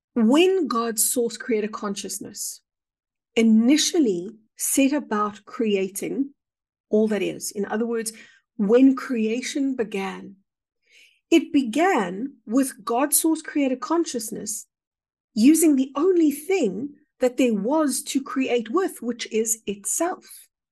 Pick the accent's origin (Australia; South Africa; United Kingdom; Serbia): South Africa; I would define myself perhaps as a South African